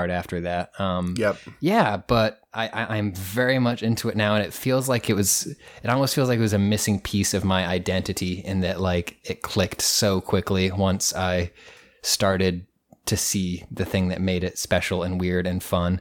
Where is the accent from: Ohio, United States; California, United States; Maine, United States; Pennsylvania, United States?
Maine, United States; Portland; moved away as an adult; now in New York City, United States; my hometown, like 5 minutes from where I lived